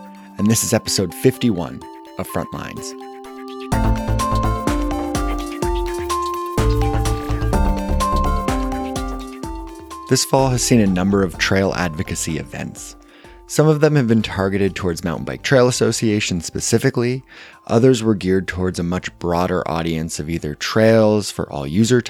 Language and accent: English; Kitchener, Ontario, Canada; my hometown of Kitchener-Waterloo, Ontario